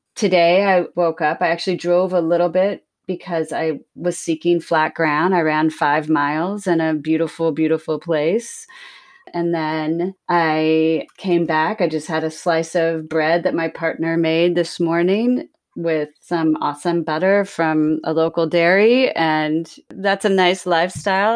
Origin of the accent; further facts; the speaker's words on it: Sacramento, California, United States; moved away as an adult; also born or lived in Bermuda / Hudson Valley, New York; growing up in Sacramento, California, and I was the youngest of five